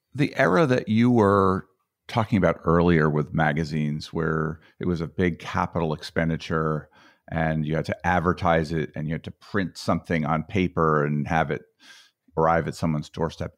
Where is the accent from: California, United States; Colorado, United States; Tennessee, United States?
Colorado, United States; That's my home state